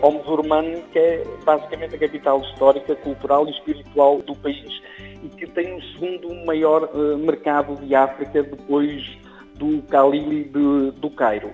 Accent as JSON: {"language": "Portuguese", "town": "Guimarães", "region": "Norte", "country": "Portugal", "tie": "born or raised there", "said": "sou natural de Guimarães"}